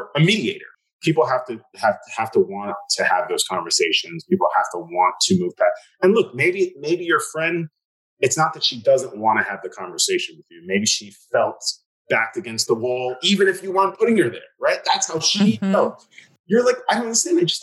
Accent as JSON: {"language": "English", "town": "New York City", "region": "New York", "country": "United States", "tie": "born or raised there", "said": "Growing up in Staten Island, it's a lot of cops"}